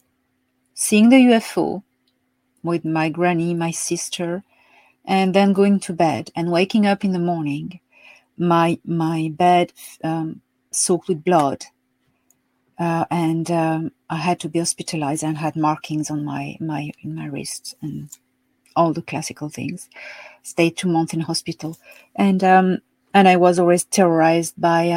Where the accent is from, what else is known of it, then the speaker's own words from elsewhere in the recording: Marseille, Provence-Alpes-Côte d'Azur, France; moved away as an adult; also born or lived in Paris / West of Ireland; now in Ireland; I was born in Marseille, south of France. And yes, dans le Midi. Mm-hmm. And I grew up there until the age of 18